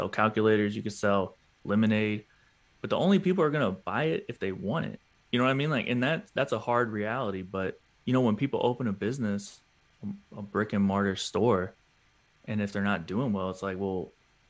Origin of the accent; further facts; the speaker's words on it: Atlanta, Georgia, United States; I want the drop to be 404 to start because I'm from Atlanta. That's our area code.